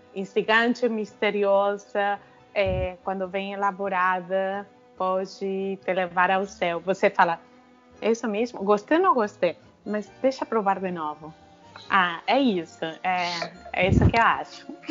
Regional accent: Argentina; now in Brazil; Quando vou na Argentina, não sou muito argentina. Quando estou aqui, eu me sinto muito argentina.

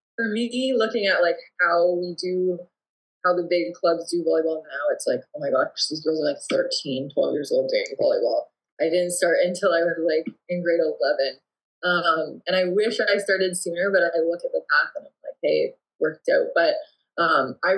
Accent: Woodstock, Ontario, Canada; moved away as an adult; also born or lived in Ingersoll, Ontario; now in Windsor, Canada; I'm not from Windsor, but I grew up in Woodstock, Ontario, and more so like Ingersoll, Woodstock, and called the Oxford County area

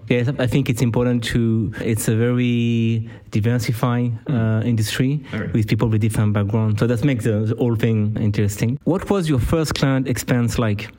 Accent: Clermont-Ferrand, Auvergne-Rhône-Alpes, France; I'm from Clermont. Clermont got a rugby team.

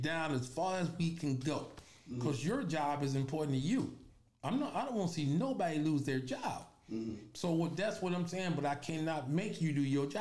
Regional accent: Chicago, Illinois, United States; also born or lived in K-Town, West Side, Chicago; I was born on the west side. I was raised on the south side. So one of them, I was born in K-Town. I was raised in Roseland

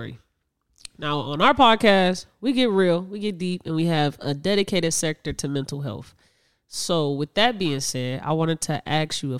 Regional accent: Indiana, United States; also born or lived in Chicago, Illinois; my childhood growing up both places, but majority of my life was in Indiana

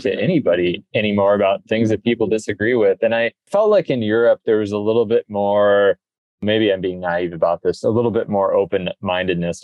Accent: Des Moines, Iowa, United States; moved away as an adult; also born or lived in Sweden; now in Annapolis, United States; I'm from the sailing Mecca, Des Moines, Iowa, right in the middle of the country

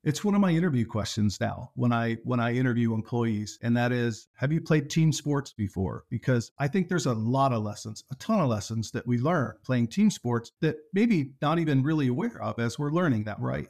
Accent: near Corning, southern tier of western New York State, United States; I grew up in the southern tier of western New York State, uh, near Corning

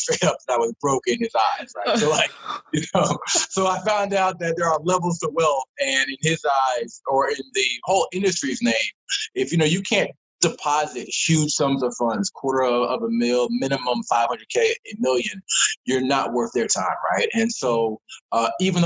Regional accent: Laurel Columbia area, Maryland, United States; I'm from Maryland, grew up in the Laurel Columbia area.

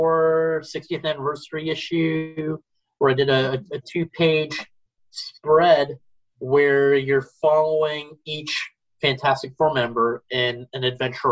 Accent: Brampton and Mississauga, outside Toronto, Ontario, Canada; I grew up in the suburbs of Brampton and Mississauga, which are neighboring outside of Toronto

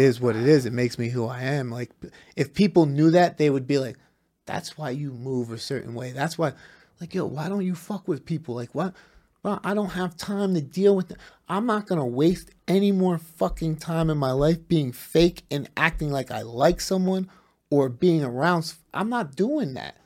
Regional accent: New Jersey, United States; from New Jersey

